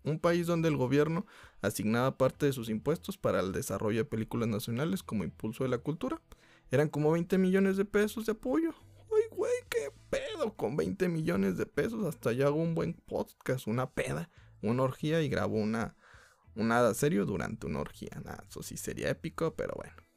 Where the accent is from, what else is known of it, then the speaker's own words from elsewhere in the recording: Mexico; como mexicanos